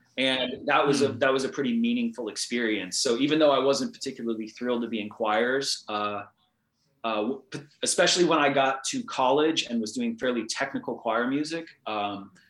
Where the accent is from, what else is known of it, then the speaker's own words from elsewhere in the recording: near Cleveland, Ohio, United States; moved away as an adult; now in California, United States; I grew up actually near Cleveland, Ohio